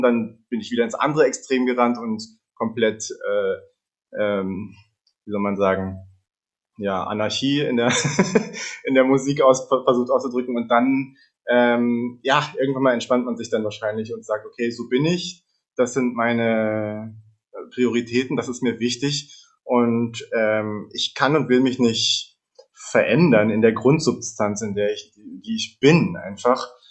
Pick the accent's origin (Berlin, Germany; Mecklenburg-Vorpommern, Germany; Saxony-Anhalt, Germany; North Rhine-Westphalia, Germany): Berlin, Germany; ich bin in Berlin geboren und habe mit vier Jahren begonnen, Geige zu lernen. Erstmal nach der Suzuki-Methode, später dann mit elf als Jungstudent an der Hans-Eisler-Hochschule in Berlin